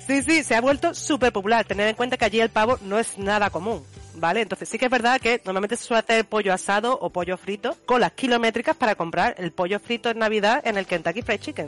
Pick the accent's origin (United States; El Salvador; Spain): Spain; nosotros sí que es verdad que aquí en España somos más de los Reyes Magos